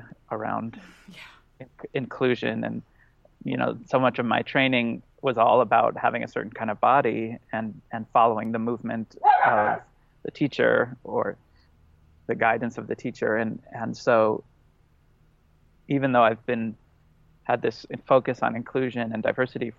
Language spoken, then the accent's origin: English; Los Angeles, California, United States; I grew up in Los Angeles